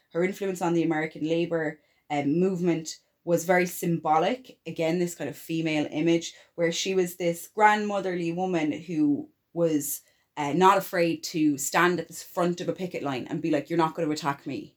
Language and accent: English; Ireland